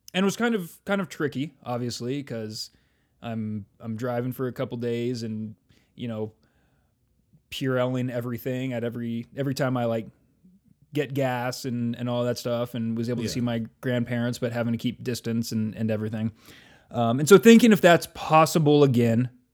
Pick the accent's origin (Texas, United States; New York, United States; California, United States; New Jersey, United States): California, United States; moved away; where I grew up in California